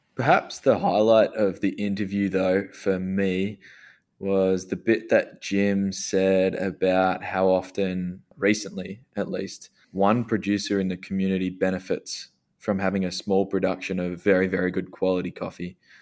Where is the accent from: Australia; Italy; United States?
Australia; we're both Australian. We've got our Australian roots